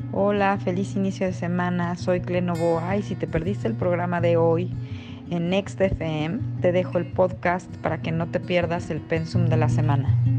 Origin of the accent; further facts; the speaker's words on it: Mexico; para nosotros como mexicanos